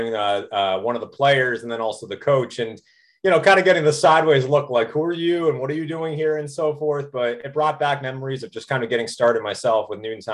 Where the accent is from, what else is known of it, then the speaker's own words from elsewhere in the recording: Westwood, Massachusetts, United States; I grew up in Westwood and right outside of Boston.